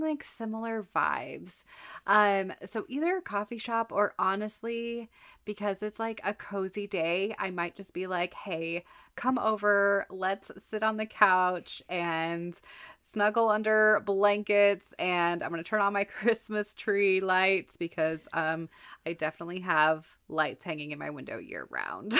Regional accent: Colorado, United States; also born or lived in Texas; now in Minnesota, United States; I grew up in Colorado, lived in Texas for a while, and now I'm in Minnesota

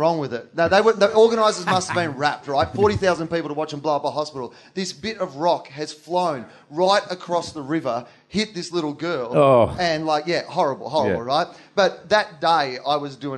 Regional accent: Australia; I'm from Australia

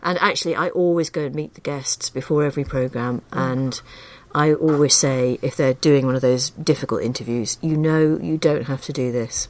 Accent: Liverpool, North West England, United Kingdom; moved away as an adult; I grew up in Liverpool

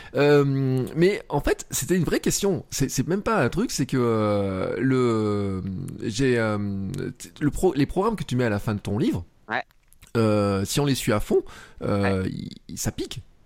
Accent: Clermont-Ferrand, Auvergne-Rhône-Alpes, France; moi je suis à Clermont et à Clermont euh, quand j'étais gamin je jouais à l'ASM au foot

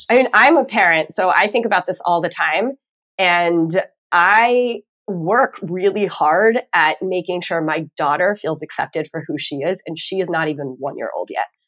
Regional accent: Texas, United States; now in Northeast, United States; I'm from Texas originally

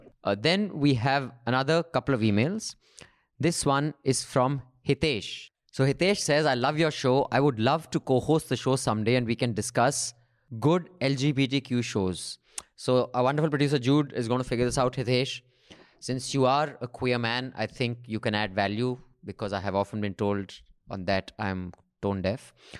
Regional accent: Chandigarh, India; this is a fun little film that captures the provincial culture of Chandigarh, my hometown.

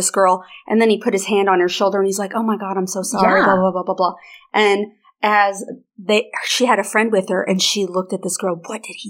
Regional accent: Arkansas, United States; she's like, hey, where are you from? And I'm like, Arkansas.

